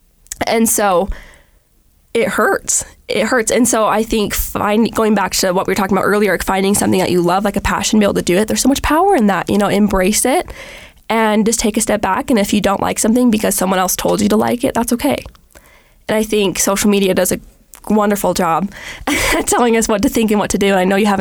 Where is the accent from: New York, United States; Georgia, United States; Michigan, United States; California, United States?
California, United States; Los Angeles; I was in the second grade and I grew up in California